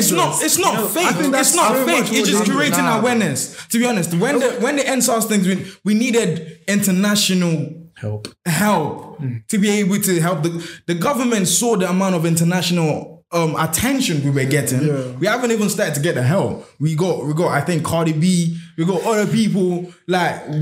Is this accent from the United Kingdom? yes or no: no; Nigeria; But for me as a Nigerian, I'll be like, what the fuck is my man chatting about?